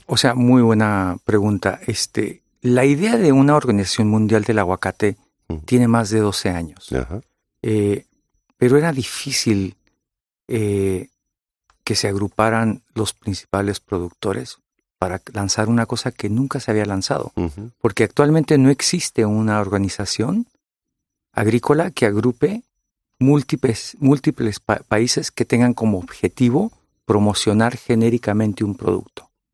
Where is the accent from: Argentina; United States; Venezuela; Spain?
United States; California